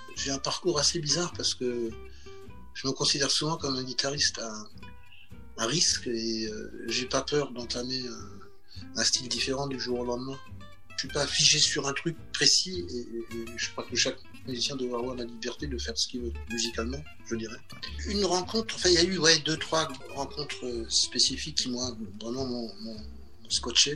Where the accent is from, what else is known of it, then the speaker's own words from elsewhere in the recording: Alsace, near Strasbourg, Grand Est, France; Alors moi je viens du Grand Est, j'ai grandi en Alsace, pas loin de Strasbourg